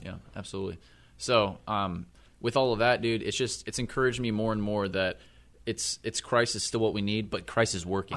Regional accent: Missouri, United States; I'm from Missouri.

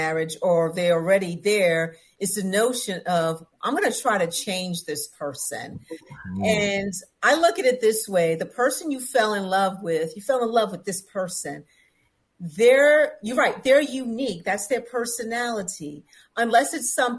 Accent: New York City, New York, United States; I'm from New York, born and raised in the city

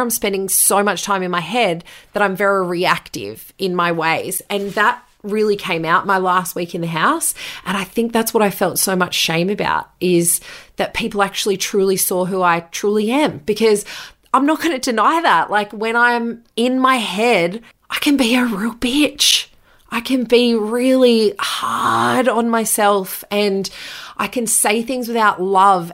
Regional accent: Bathurst, New South Wales, Australia; moved away as an adult; also born or lived in Bunbury / Newcastle / London; I moved from Bunbury after two years to Newcastle, which was four hours from my hometown in Bathurst

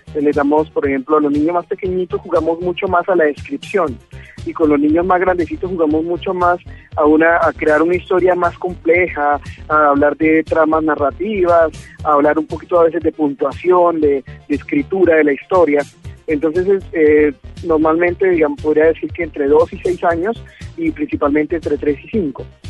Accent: Bucaramanga, Santander, Colombia; nosotros somos de Bucaramanga

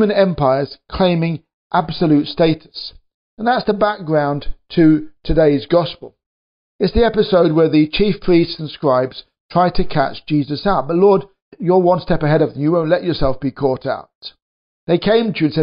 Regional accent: United Kingdom; accent: British; You can probably tell from my accent that I'm British. And here in Britain

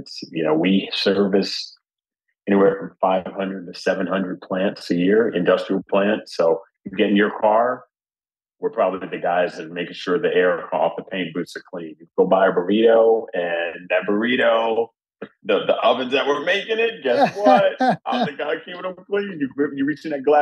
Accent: New Jersey, United States; I grew up in Jersey kid

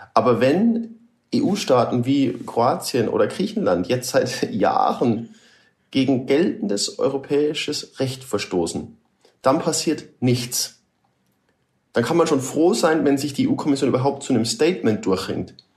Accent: Germany; Wir als, als Deutsche

